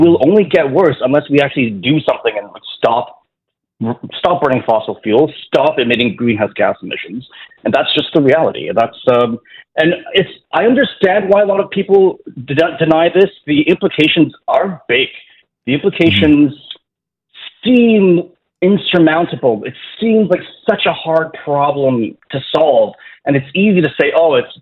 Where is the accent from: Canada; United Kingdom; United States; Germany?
Canada; Toronto, Ontario; moved away as an adult; In 2019, I decided to like move back to Toronto because my home's here, my family's here, my parents are here